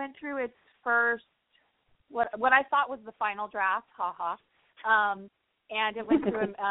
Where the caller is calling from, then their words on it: Los Angeles, California, United States; I am in Los Angeles.